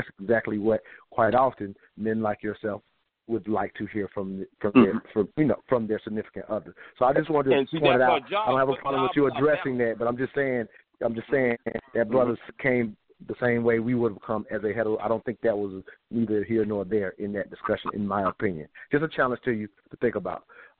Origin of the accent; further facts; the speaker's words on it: South Carolina, United States; I'm from South Carolina just like yourself